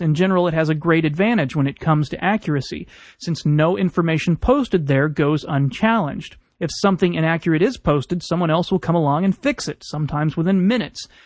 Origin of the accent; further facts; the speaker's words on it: Houston, Texas, United States; growing up in Houston